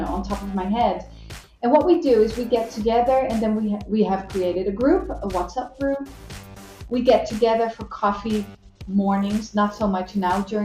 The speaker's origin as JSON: {"language": "English", "country": "Netherlands", "moved": "yes", "lives_now": "Brazil", "said": "I'm a foreigner. So I'm from the Netherlands"}